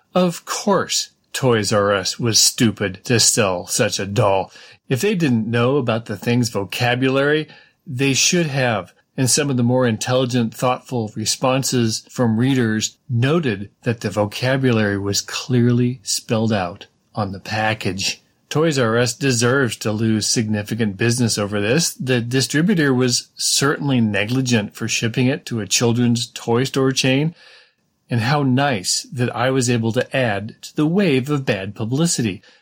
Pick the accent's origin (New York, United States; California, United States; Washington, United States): California, United States; growing up in California